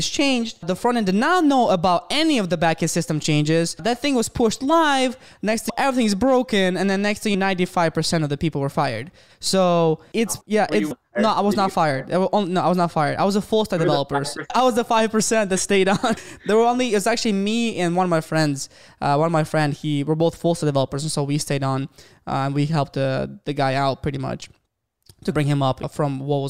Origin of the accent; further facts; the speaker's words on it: Ukraine; moved away as an adult; now in Michigan, United States; I'm from Ukraine, and I've been living in Michigan for the past 7 years.